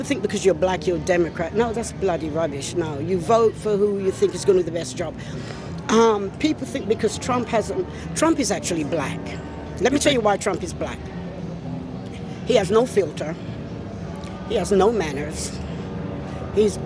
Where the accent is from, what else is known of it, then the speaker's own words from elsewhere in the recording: England, United Kingdom; moved away as an adult; now in United States; I'm from England